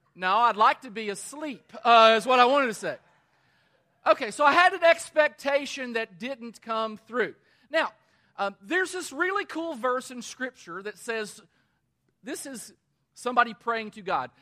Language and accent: English; Danville, Kentucky, United States; my hometown of Danville, Kentucky